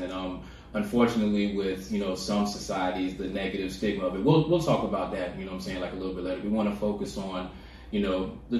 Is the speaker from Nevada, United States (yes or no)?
no; Virginia, United States; now in Columbus, United States; I'm from Virginia.